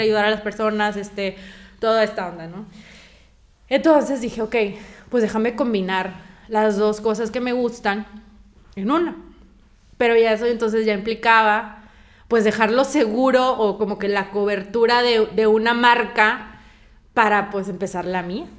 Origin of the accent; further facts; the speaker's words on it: Mexico; moved away as an adult; yo soy de México.